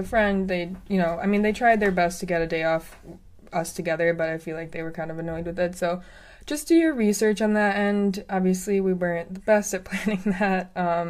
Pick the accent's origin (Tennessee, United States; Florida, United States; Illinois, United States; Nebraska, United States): Illinois, United States; Chicago; Being from Chicago